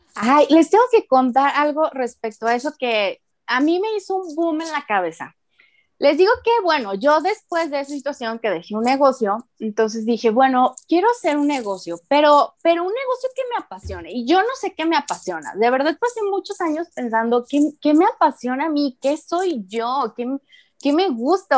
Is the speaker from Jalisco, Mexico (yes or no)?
yes; Guadalajara, Jalisco, Mexico; moved away as an adult; also born or lived in Manzanillo, Colima; viví en Guadalajara hasta los 22 años